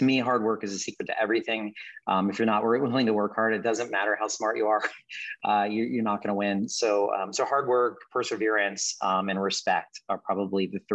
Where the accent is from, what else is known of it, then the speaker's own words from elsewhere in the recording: Houston, Texas, United States; also born or lived in Pittsburgh, Pennsylvania; I'm a Texan. I'm a native Texan